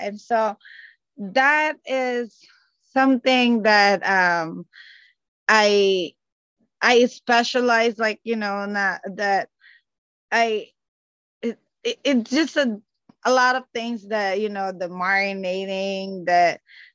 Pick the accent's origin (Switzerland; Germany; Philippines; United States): Philippines; Calabarzon; moved away; I am from Cavite, Philippines. So we're like the next province after Manila